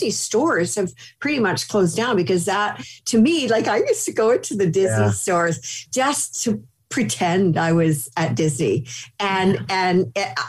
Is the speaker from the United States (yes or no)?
no; Canada; I grew up in Canada